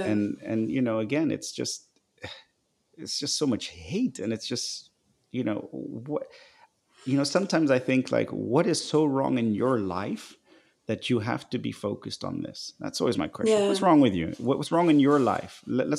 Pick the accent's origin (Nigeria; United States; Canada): Nigeria; I actually remember now that when I was growing up in Nigeria, I was at the American school.